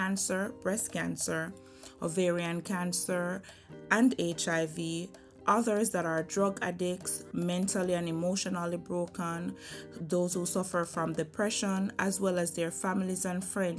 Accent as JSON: {"language": "English", "country": "Jamaica", "tie": "born or raised there", "moved": "as an adult", "lives_now": "United States", "said": "I was grown in Jamaica, born and raised in Jamaica, attended Alpha Academy. I transitioned to America in 2009"}